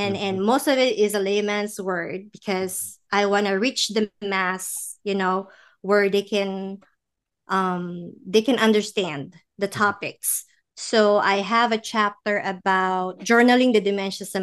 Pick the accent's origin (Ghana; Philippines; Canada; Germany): Philippines; moved away; we're from the Philippines